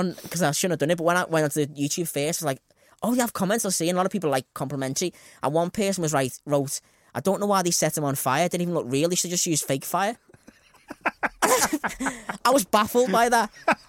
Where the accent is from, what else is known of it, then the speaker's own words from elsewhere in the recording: Eton, South East England, United Kingdom; I'm a kid from Eton.